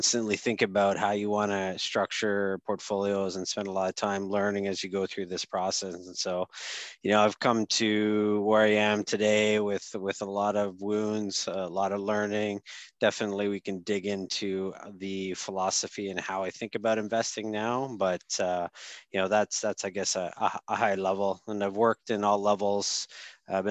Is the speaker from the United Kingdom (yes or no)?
no; Sudbury, Ontario, Canada; moved away; I grew up in Sudbury